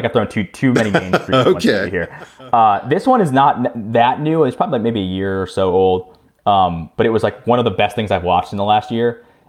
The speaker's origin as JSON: {"language": "English", "country": "United States", "said": "I'm American"}